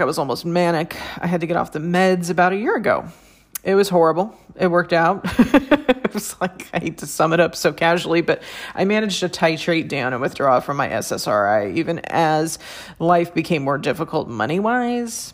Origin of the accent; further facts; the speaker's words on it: San Francisco Bay Area, California, United States; I'm from the San Francisco Bay Area